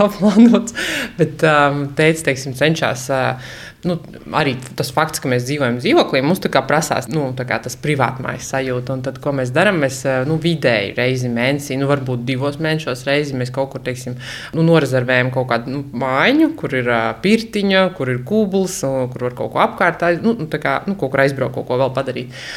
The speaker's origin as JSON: {"language": "Latvian", "region": "Latgale", "country": "Latvia", "moved": "yes", "lives_now": "Riga, Latvia"}